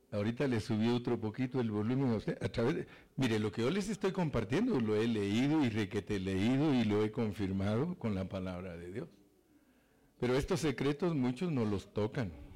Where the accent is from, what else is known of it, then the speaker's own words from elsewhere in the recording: Guatemala; Yo vengo de Guatemala